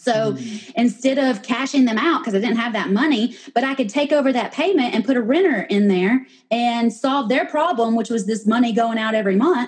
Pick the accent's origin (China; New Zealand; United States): United States; Knoxville, Tennessee; moved away as an adult; now in Georgia, United States; I was born and raised in Knoxville. I'm a Vol girl and I always will be.